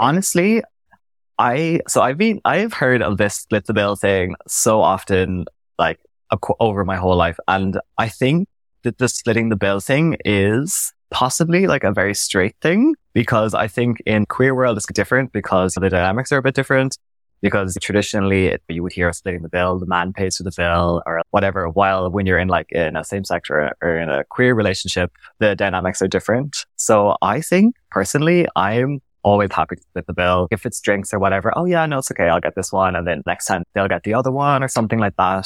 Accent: Cork, Munster, Ireland; moved away as an adult; now in Berlin, Germany; coming from Ireland, I lived in Cork in the south of Ireland

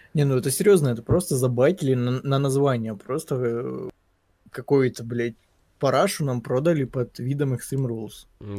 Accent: Ukraine; я украинец

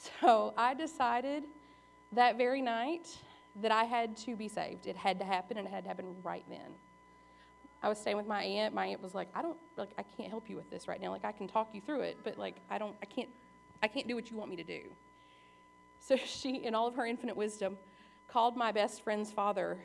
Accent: Southern Kentucky, United States; also born or lived in Arkansas; I was born in Arkansas. My parents were young. I grew up in Southern Kentucky.

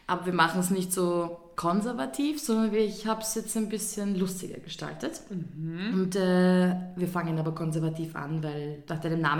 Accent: Vienna, Austria; ich bin eine richtige Wienerin, nämlich eine mit Migrationshintergrund. also ich bin auch in der zweiten Generation in Wien.

